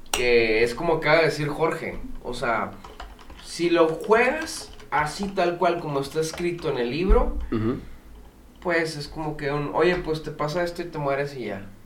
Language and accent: Spanish; Spain; Sí, así es, es, con, o sea, es que soy español.